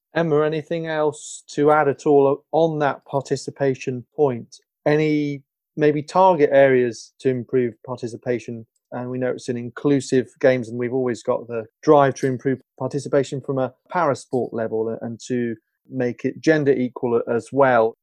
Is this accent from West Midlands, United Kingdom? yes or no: no; London, United Kingdom; I'm from London